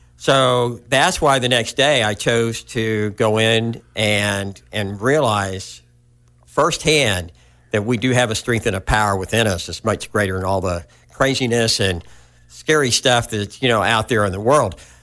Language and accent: English; Hot Springs, Arkansas, United States; I was born in Hot Springs, Arkansas, which really isn't too far from where we are now.